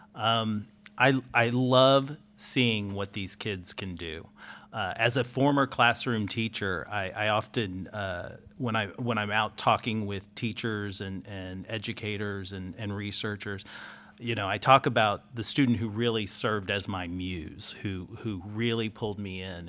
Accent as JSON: {"language": "English", "town": "Houston", "region": "Texas", "country": "United States", "said": "I'm from Houston"}